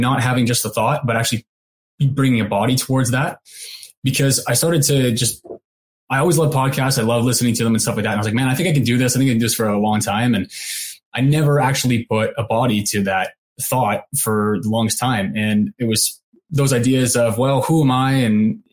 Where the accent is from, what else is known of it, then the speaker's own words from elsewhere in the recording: Canada; I went back home to Canada